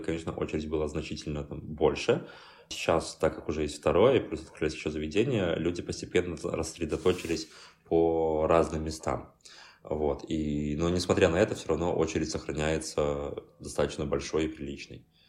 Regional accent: Belarus; moved away as an adult; also born or lived in Minsk, Belarus; now in Warsaw, Poland; мне как белорус

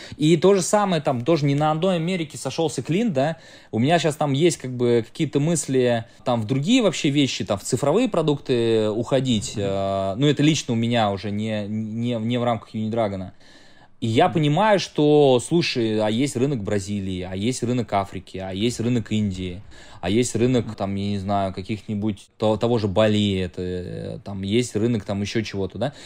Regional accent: Samara, Samara Oblast, Russia; я э, из Самары прилетаю в Таиланд

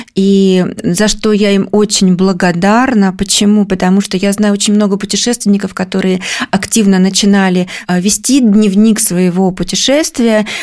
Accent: Kemerovo Oblast, Russia; moved away as an adult; now in Moscow, Russia; я родом из Кемеровской области. Мы переехали в Москву в 2006 году

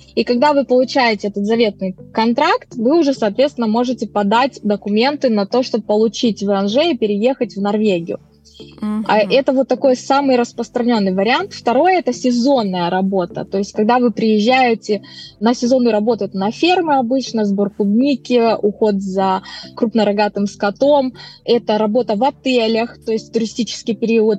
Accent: Moldova; moved away as an adult; now in Norway; Я сама из Молдавии

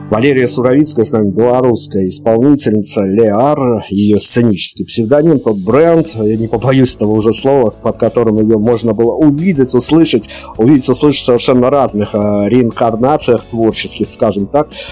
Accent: Belarus; Мы, белорусы

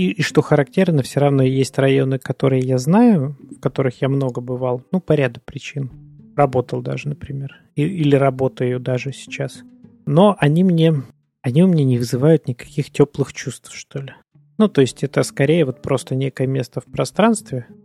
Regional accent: Stavropol, Stavropol Krai, Russia; now in Saint Petersburg, Russia; Какое-то время назад я мог бы говорить, там, что я там из Ставрополя, потому что ну, я там прожил больше всего времени, пожалуй. Но сейчас-то я в Питере прожил больше половины своей жизни уже.

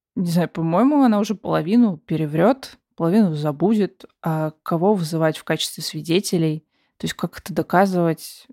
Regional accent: Russia; мы родились в России

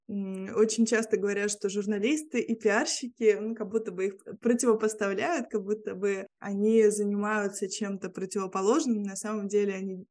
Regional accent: Vilnius, Vilnius County, Lithuania; first language Russian; я живу в Вильнюсе, в Литве, а, здесь родилась

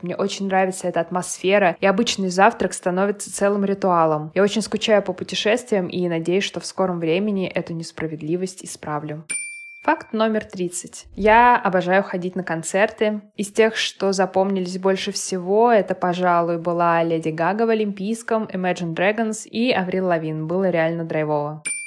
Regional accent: Moscow, Russia; Я родилась и выросла в Москве, никуда не переезжала и в других городах не жила

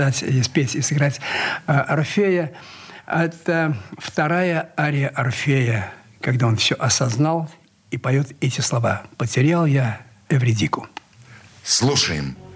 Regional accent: Saint Petersburg, Russia; Я счастлив, что я, что я ленинградец.

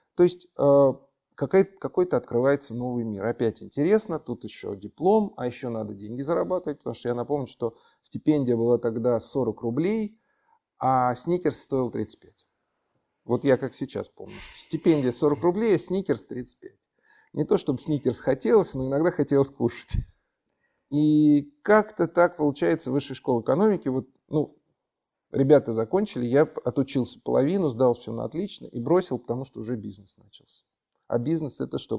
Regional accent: Moscow, Russia; Родился я в Москве, и родители родились в Москве, и дедушки, бабушки родились в Москве

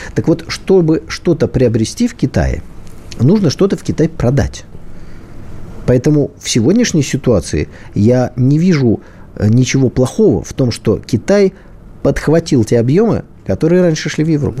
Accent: Saint Petersburg, Russia; Я как человек из Питера

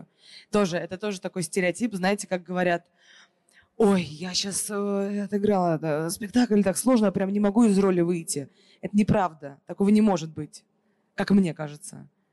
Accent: Moscow, Russia; она коренная москвичка, так же, как и я

